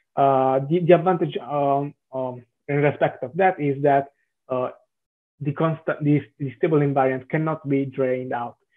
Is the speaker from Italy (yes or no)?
yes; Southern Italy, Italy; accent: Italian; English is a second language; now in Milan, Italy; I'm uh, Italian, uh, as mm-hmm. probably the accent uh, may transpire.